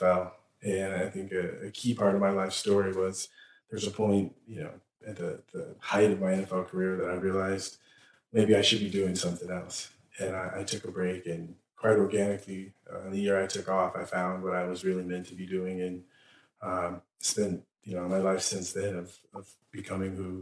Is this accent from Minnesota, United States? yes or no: no; San Diego, California, United States; I grew up in San Diego